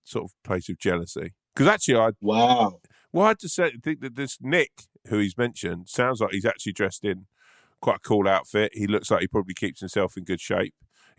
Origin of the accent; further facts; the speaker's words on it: London, United Kingdom; I'm from South London